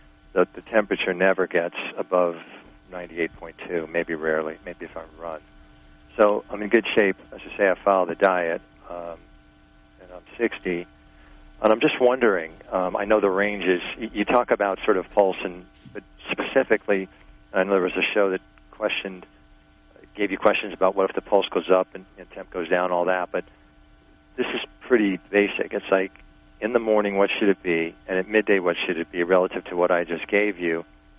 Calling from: New York, United States; I actually have two questions. I'm from New York.

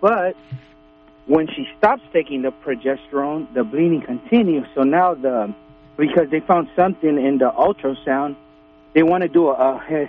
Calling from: Los Angeles, California, United States; Yeah, I'm from Los Angeles.

